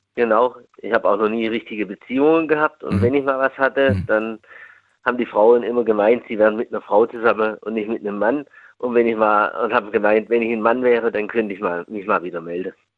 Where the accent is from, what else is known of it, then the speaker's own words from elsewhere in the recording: near Stuttgart, Baden-Württemberg, Germany; aus Baden-Württemberg